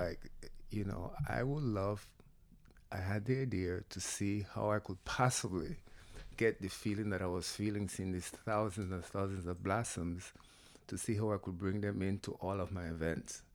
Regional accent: Panama; now in United States; come from Panama. Grew up in the jungles

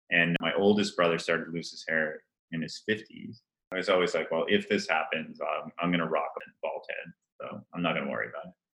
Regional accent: Rhode Island, United States; And by the way, I grew up in Rhode Island, right? so, with all due respect to my fellow family and Rhode Islanders, I don't know really how that happened, but I, I did not pick up on that fantastic accent.

